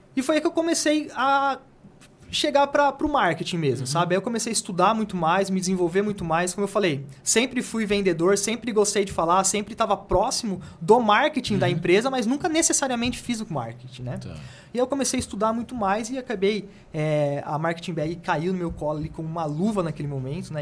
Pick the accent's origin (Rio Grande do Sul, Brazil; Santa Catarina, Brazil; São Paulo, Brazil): São Paulo, Brazil; Jundiaí; eu sou de Jundiaí